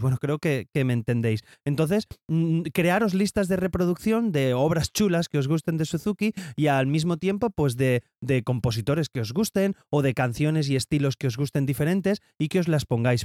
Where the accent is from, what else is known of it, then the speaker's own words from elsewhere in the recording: Valencia, Valencian Community, Spain; soy de Valencia